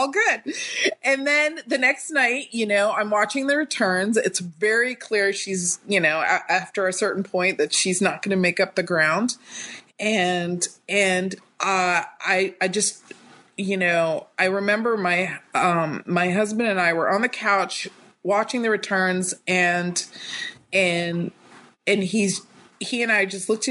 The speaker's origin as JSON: {"language": "English", "region": "North Carolina", "country": "United States", "tie": "born or raised there", "also_born_or_lived": "Atlanta, Georgia", "moved": "as an adult", "lives_now": "California, United States", "said": "I was born and raised in North Carolina"}